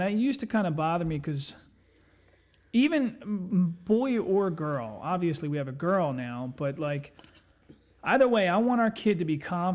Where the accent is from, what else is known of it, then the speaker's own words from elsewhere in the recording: Eddystone, Pennsylvania, United States; moved away; I grew up in Eddystone